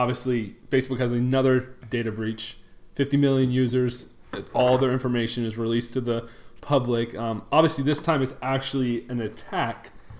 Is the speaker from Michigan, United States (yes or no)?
yes; Detroit, Michigan, United States; moved away; I am originally from Detroit.